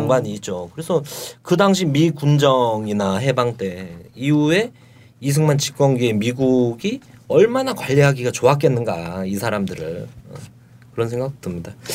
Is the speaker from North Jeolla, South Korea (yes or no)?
no; Yeongju, North Gyeongsang, South Korea; moved away; 고향이 경북 영주거든요